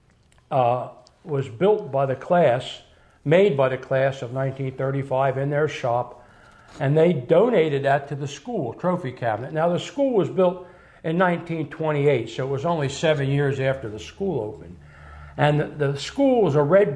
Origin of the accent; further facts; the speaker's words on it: Spring City, Pennsylvania, United States; I'm from Spring City. I live in Spring City.